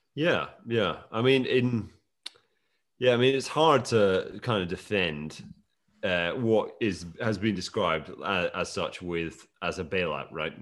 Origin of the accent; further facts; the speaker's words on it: Scotland, United Kingdom; I was born and raised in Scotland